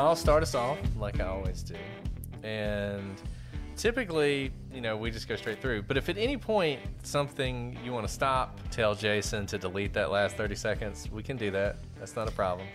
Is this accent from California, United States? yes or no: no; Alabama, United States; I'm from Alabama, Bible Belt, Alabama